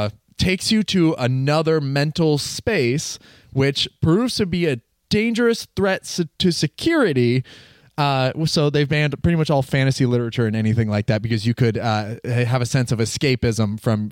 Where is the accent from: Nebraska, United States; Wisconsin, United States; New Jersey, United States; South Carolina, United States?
Wisconsin, United States; I'm from Wisconsin.